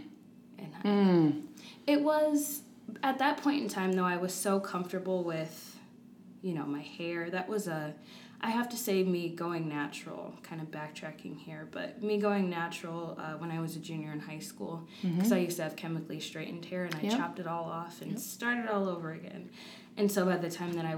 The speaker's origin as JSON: {"language": "English", "town": "Rock Island", "region": "Illinois", "country": "United States", "tie": "born or raised there", "also_born_or_lived": "Iowa", "moved": "as an adult", "said": "I grew up in Rock Island"}